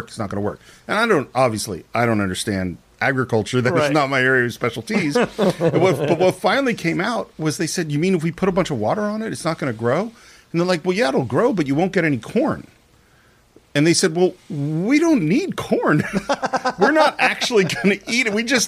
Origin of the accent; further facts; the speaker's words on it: the Bay Area, California, United States; I grew up in the Bay Area in the 70s